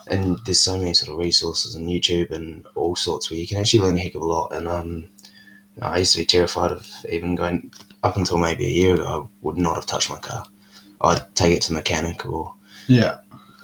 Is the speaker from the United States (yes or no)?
no; England, United Kingdom; also born or lived in Russia / Wellington, New Zealand; we moved to England for about 5-6 years